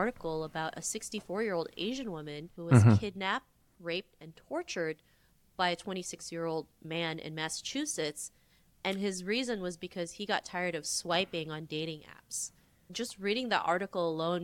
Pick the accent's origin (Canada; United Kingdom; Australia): Canada; Toronto, Ontario; growing up in Toronto, I never saw anybody that looked like me